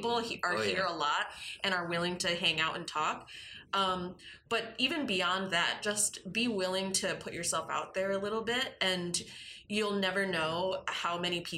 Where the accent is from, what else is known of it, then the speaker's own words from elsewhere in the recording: Grand Rapids, Michigan, United States; I grew up in Grand Rapids, and I still have quite a few friends from high school who I talk to on a regular basis.